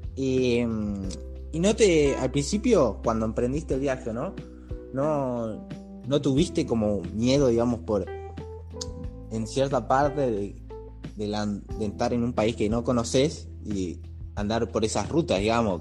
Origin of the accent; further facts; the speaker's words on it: Argentina; como decimos acá en Argentina